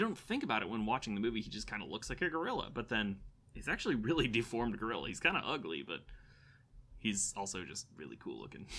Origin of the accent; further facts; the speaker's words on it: Florida, United States; I'm from Florida